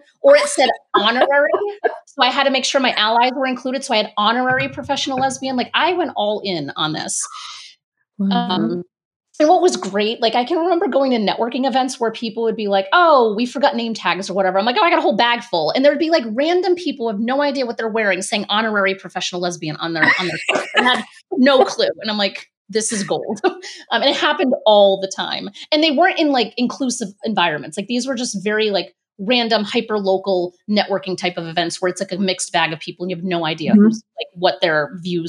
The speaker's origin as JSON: {"language": "English", "region": "Rhode Island", "country": "United States", "tie": "born or raised there", "also_born_or_lived": "Boston, Massachusetts", "moved": "as an adult", "said": "I grew up in Rhode Island"}